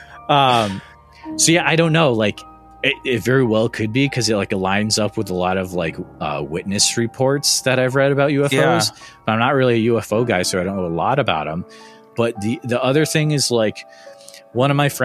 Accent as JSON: {"language": "English", "town": "Northfield", "region": "Massachusetts", "country": "United States", "tie": "born or raised there", "said": "So I grew up in Western Massachusetts, small town called Northfield"}